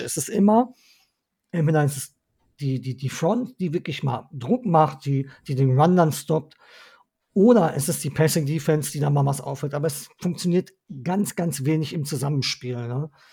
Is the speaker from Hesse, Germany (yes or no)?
no; Ruhr area, North Rhine-Westphalia, Germany; Ich bin waschechter Ruhrgebietler und da bin ich auch stolz drauf